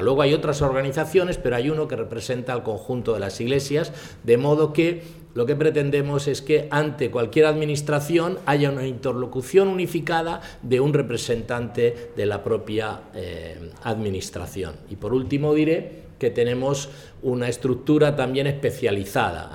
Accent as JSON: {"language": "Spanish", "country": "Spain", "tie": "born or raised there", "said": "yo, he nacido aquí"}